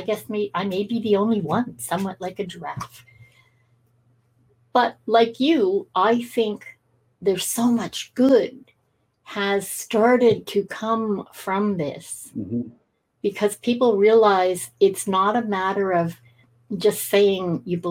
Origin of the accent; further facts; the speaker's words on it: United Kingdom; I come from Britain, from lower class people who only knew their insular group